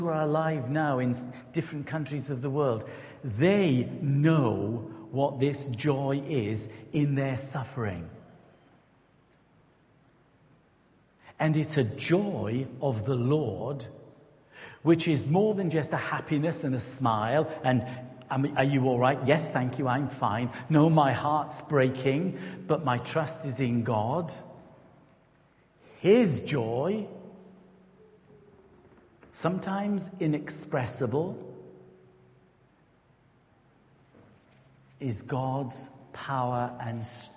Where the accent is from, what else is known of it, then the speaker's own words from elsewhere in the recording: Newport, Wales, United Kingdom; moved away as an adult; also born or lived in Rossendale Valley, Lancashire / Belvedere, Greater London / St Austell; We're from the Newport-Gwent area